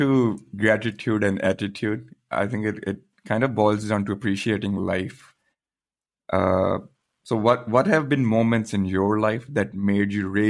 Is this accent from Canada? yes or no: no; Pakistan; moved away; me being growing up in Pakistan.